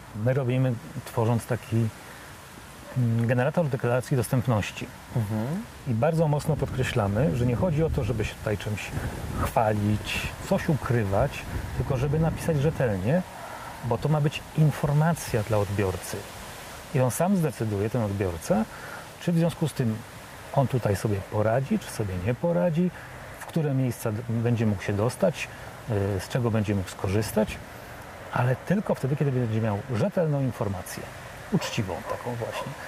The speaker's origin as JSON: {"language": "Polish", "town": "Warsaw", "region": "Masovian Voivodeship", "country": "Poland", "said": "ja jestem z Warszawy"}